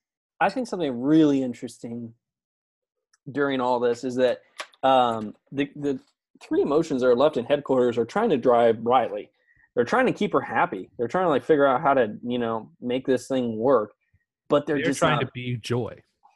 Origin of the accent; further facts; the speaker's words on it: Canada; I'm Canadian.